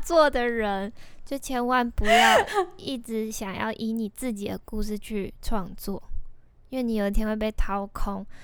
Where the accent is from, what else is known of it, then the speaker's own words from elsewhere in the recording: Tainan, Taiwan; moved away; 我是台南人